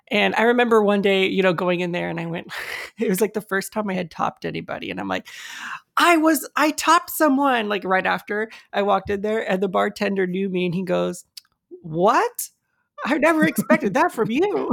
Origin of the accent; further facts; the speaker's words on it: United States; I was born here in the States, and my, my parents were also born here in the States